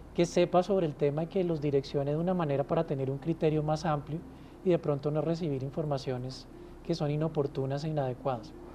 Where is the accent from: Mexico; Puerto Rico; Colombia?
Colombia; somos los colombianos